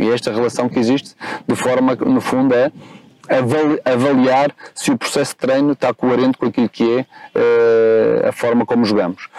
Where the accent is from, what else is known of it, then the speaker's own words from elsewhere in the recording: Madeira, Portugal; accent: Madeiran; moved away as an adult; now in Lisbon, Portugal; este meu sotaque tem a ver com a minha origem. Uhum. Eu sou madeirense, eh, vivi 18 anos na Madeira, saí vim para cá, para, para Lisboa, aos 18.